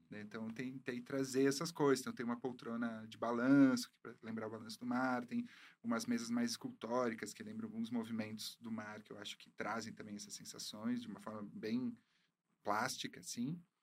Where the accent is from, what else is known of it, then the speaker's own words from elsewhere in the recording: Caxias do Sul, Rio Grande do Sul, Brazil; eu sou de Caxias do Sul, no né? Rio Grande do Sul